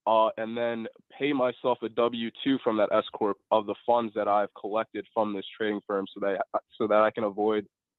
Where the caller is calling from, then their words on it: Delaware, United States; I'm calling from Delaware, actually.